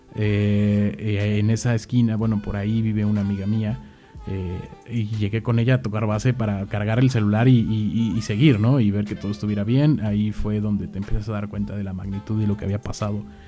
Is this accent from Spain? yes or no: no; Mexico City, Mexico; yo soy originario de la Ciudad de México